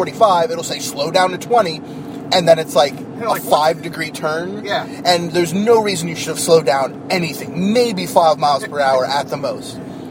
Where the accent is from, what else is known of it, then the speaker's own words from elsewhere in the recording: New Jersey, United States; joined this week by...